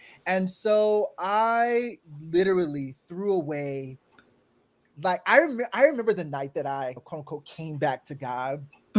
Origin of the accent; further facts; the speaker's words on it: California, United States; I'm from the Bay Area. And so San Francisco was like my best friend.